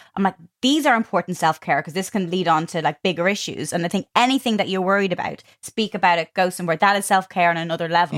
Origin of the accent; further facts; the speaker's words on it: Ireland; moved away; growing up in Ireland